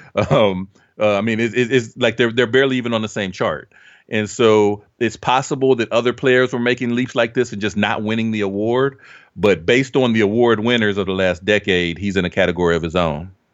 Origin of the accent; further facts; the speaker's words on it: Dayton, Ohio, United States; I grew up in Dayton, Ohio.